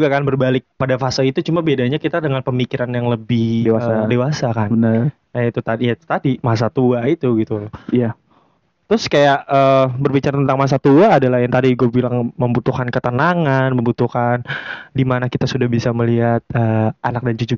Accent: Jakarta, Indonesia; karena mungkin gue orang Betawi pertama orang Betawi kan nggak jauh nggak jauh dari uh, namanya masa kecilnya di kota.

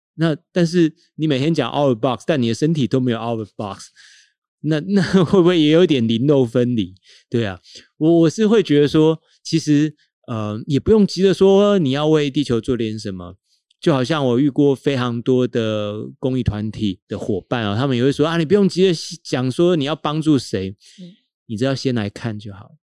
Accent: Tainan, Taiwan; moved away; 台南是我们的家乡

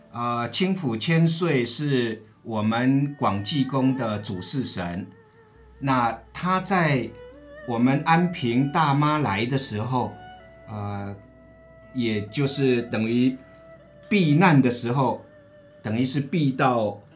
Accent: Taiwan; 我们台湾人普遍信仰妈祖

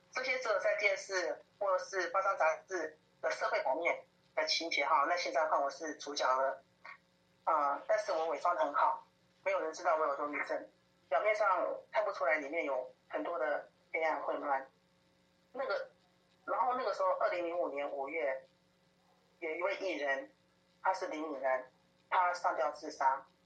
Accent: Taoyuan, Taiwan; 我出生在桃园的眷村家庭，八岁的时候 爸爸就生病走了

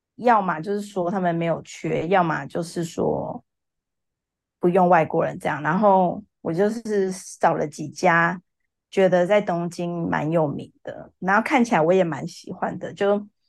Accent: Taichung, Taiwan; 我来自台中，然嗯。后现在就是经营一家 K T V 的松饼店

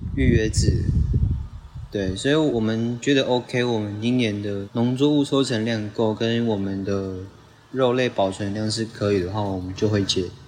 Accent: Sandimen, Pingtung County, Taiwan; 今年是二十二岁。然后我是来自屏东三地门乡大社村。对，然后大社部落这样

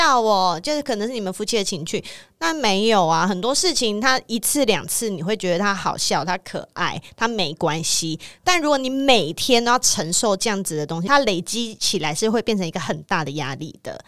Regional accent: Taiwan; 台湾出生的人，超爱吃水果

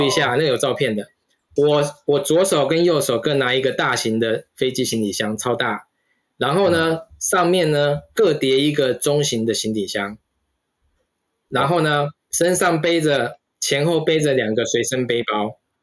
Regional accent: Taiwan; moved away as an adult; now in United States; 当时是想说，O P T完就回台湾

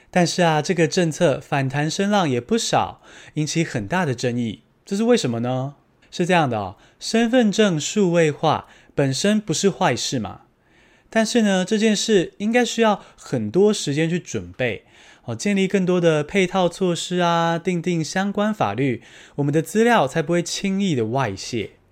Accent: Taiwan; 我们来自台湾，不是中国

